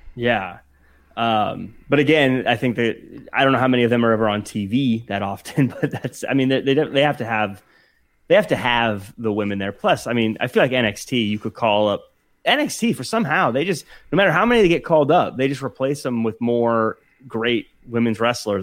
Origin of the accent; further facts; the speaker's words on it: Seattle, Washington, United States; moved away; I'm originally from the Seattle area